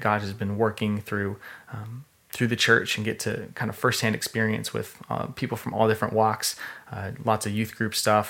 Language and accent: English; Redmond, Washington, United States; also born or lived in Ellensburg / Australia; I'm from the area. I grew up in Redmond on Education Hill